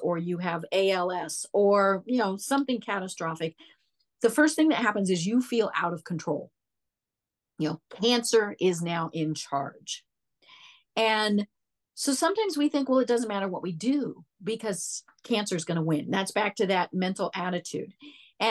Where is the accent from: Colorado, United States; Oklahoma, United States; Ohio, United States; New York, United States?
Colorado, United States; Denver; I'm from Denver.